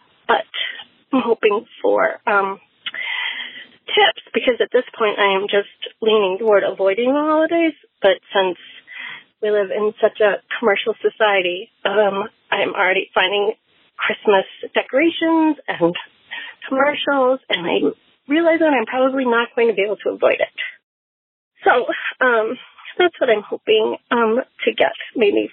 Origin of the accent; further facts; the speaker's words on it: Woodbury, Minnesota, United States; I am from Woodbury, Minnesota.